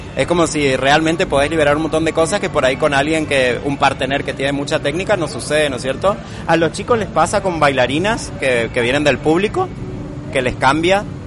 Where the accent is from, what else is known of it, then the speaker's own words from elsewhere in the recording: Posadas, Misiones, Argentina; vengo de Posadas Misiones